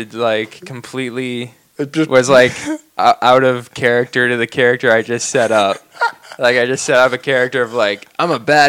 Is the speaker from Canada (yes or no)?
yes; Canada; I'm from Canada